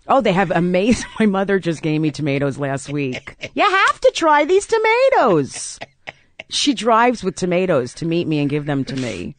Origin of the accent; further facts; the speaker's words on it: South Orange, New Jersey, United States; I grew up in South Orange, New Jersey